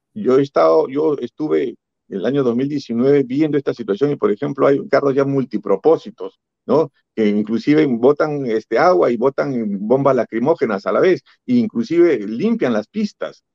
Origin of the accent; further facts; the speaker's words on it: Peru; todos los peruanos que luchamos por la democracia